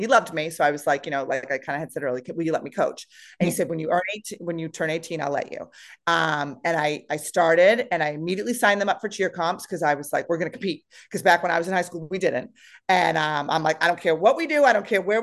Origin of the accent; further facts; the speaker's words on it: East Bridgewater, Massachusetts, United States; also born or lived in Foxborough, Massachusetts; I grew up in this town